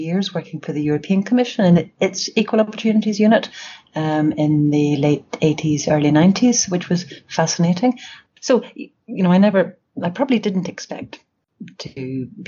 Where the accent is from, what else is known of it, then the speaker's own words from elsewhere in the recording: Belfast, Northern Ireland, United Kingdom; also born or lived in Sheffield / Toronto; I grew up in Belfast